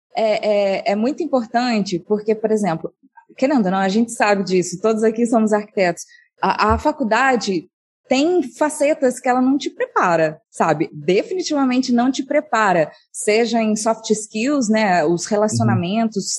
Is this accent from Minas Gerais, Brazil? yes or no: yes; Monte Sião, Minas Gerais, Brazil; moved away as an adult; also born or lived in Rio de Janeiro; eu sou do interior de Minas a, numa cidade chamada Monte Sião